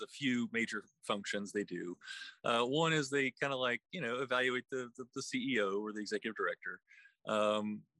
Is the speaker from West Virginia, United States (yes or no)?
yes; West Virginia, United States; now in Charlottesville, United States; I'm originally from West Virginia